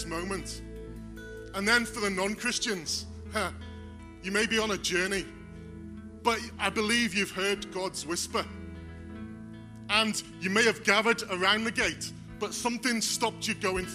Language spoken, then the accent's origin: English; Wales, United Kingdom; moved away; I'm not from around here. I'm from Wales. And there's a big farming community there. And there's lots of gates. And as a young child, I used to gather with friends around a gate